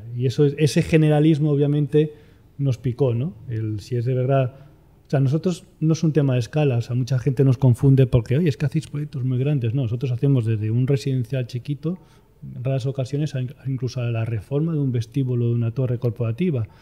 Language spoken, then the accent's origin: Spanish; Madrid, Community of Madrid, Spain; Nací en Madrid, soy madrileño, de madre asturiana y de padre toledano